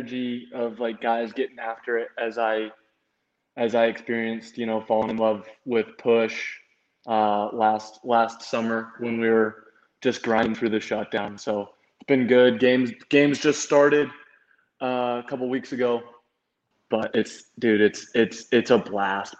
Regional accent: United States; moved away as an adult; now in Dominican Republic; we as American athletes

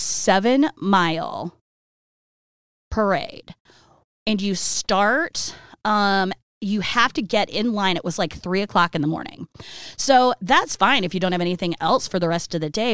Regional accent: Iowa City, Iowa, United States; I was born in Iowa City when they were still in college

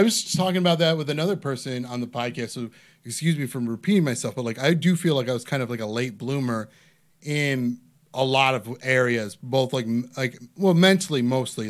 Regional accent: Parma, Ohio, United States; growing up in Parma

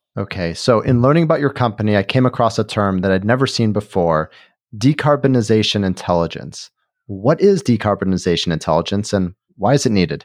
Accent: Chicago, Illinois, United States; moved away; It is my hometown

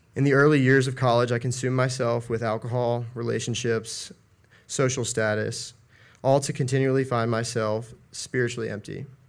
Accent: Asheville, North Carolina, United States; I'm from Asheville, North Carolina

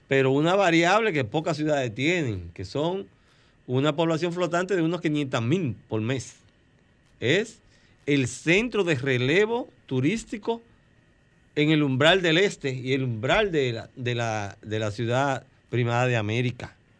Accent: Boca Chica, Distrito Nacional, Dominican Republic; yo soy del campo, yo soy un campesino de Boca Chica

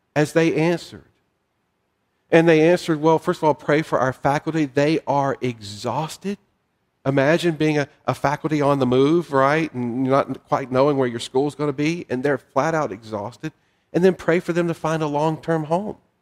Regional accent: the South, United States; moved away; I'm a Southerner. I've lived in other parts of the country

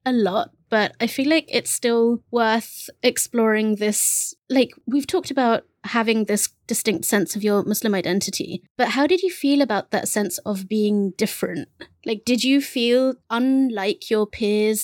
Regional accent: England, United Kingdom; first language Bengali; English is a second language; I was English

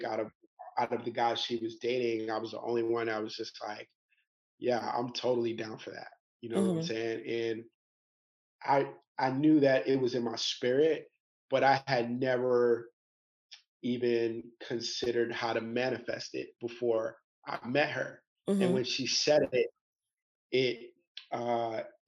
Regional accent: New York City, New York, United States; moved away as an adult; also born or lived in Atlanta; now in Bangkok, Thailand; I'm from New York City

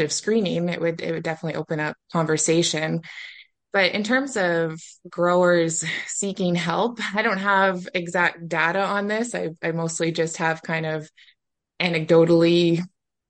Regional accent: Nova Scotia, Canada; moved away as an adult; now in Prince Edward Island, Canada; I'm originally from Nova Scotia, where I grew up on a beef farm

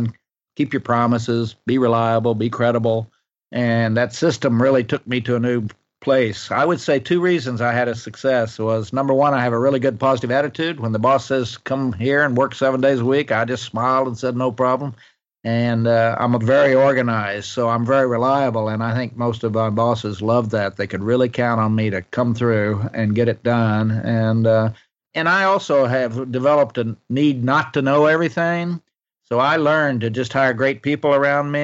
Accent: Ardmore, Oklahoma, United States; moved away as an adult; also born or lived in Bartlesville, Oklahoma / Washington, D.C.; I was born in Bartlesville up north and raised in Ardmore, which is a little town around about 90 miles north of Dallas, Texas.

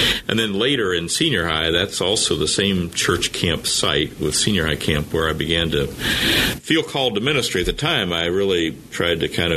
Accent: Anderson, Indiana, United States; moved away; I grew up in Anderson, Indiana

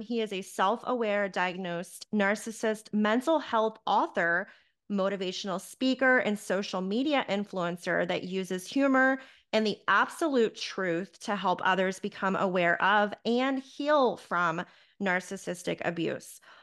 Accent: Charlotte, North Carolina, United States; my hometown of Charlotte, North Carolina

